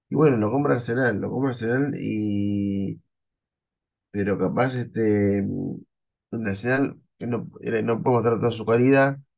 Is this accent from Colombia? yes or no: no; Argentina; realidad para mí pasó con más, gloria que pena porque soy me argentino, Argentina descendió jugando modo fútbol